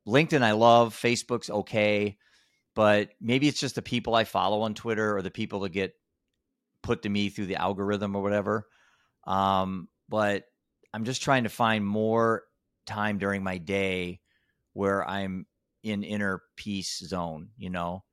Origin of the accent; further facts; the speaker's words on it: Iowa, United States; I'm a dad from Iowa.